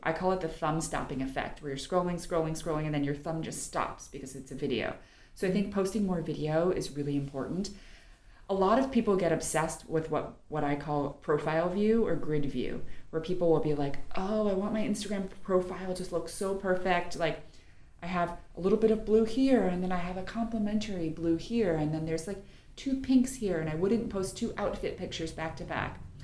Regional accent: New York, United States; I'm from New York originally

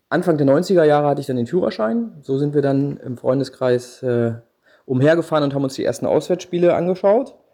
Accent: Berlin, Germany; moved away as an adult; now in Gescher, Germany; ich bin gebürtiger Westberliner

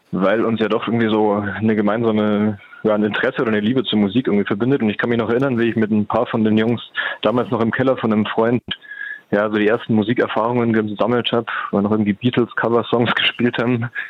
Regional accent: Munich, Bavaria, Germany; Ach, als Münchner ist man das gewohnt.

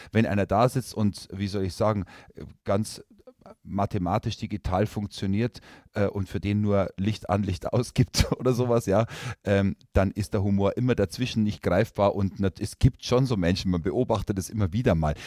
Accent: Herrsching am Ammersee, Bavaria, Germany; moved away; ich bin zwar gebürtiger Oberbayer, ich bin in Herrsching am Ammersee oder in der Nähe von Herrsching am Ammersee geboren, aber mein Vater ist Oberfranke

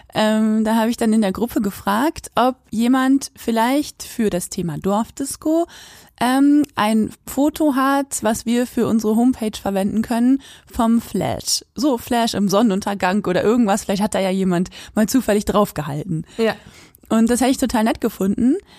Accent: Quakenbrück, Lower Saxony, Germany; moved away as an adult; also born or lived in Göttingen; ich komme aus Quakenbrück

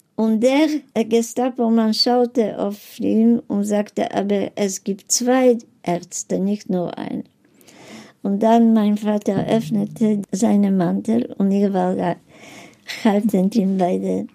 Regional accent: Poland; German is a second language; moved away; meine Eltern sind geboren in Polen, ich bin geboren in Polen

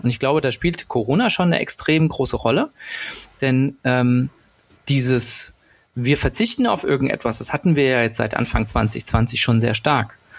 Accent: Berlin, Germany; als Berliner

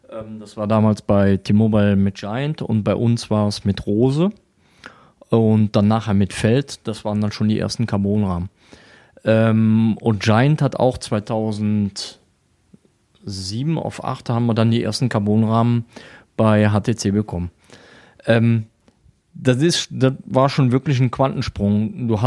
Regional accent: Würselen, North Rhine-Westphalia, Germany; now in Weisweiler, Germany; Ich bin gebürtig aus Würseln, das liegt bei Aachen, ah, ja. so circa 10 Kilometer, 5 bis 10 Kilometer von Aachen weg. Und bin seit knapp neun Jahren in Weißweiler.

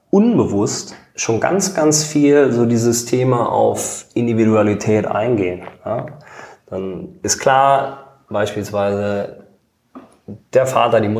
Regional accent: Eisenschmitt, Rhineland-Palatinate, Germany; ich komme aus einem Ort aus der Eifel, Eisenschmidt, 250 Einwohner.

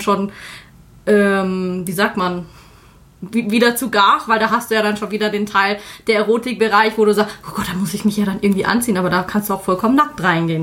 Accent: Germany; bei uns ist es genauso in Deutschland

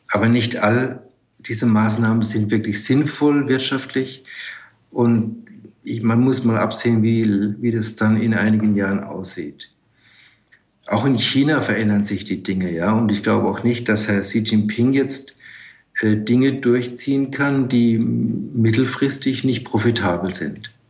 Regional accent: Germany; denke, wir können als Deutsche und als baden-württembergische Industrie äh, davon profitieren

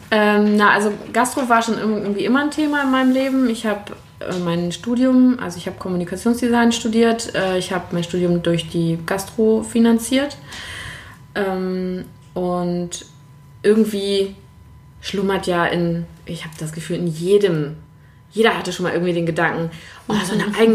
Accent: Lübeck, Schleswig-Holstein, Germany; also born or lived in Berlin; Ich habe neun Jahre in Berlin gelebt, bin jetzt wieder zurück in meiner Heimat Lübeck.

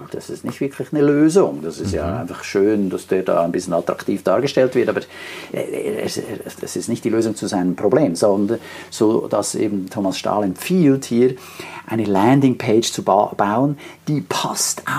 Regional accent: Switzerland; Und wenn du so willst, als Schweizer ist ja fast alles international.

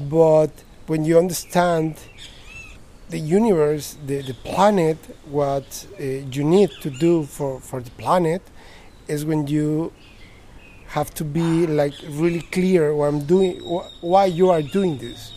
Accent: Mexico City, Mexico; moved away; I'm from Mexico City, the one of the biggest

